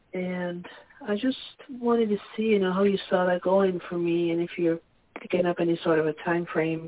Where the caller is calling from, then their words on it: Pennsylvania, United States; from Pennsylvania.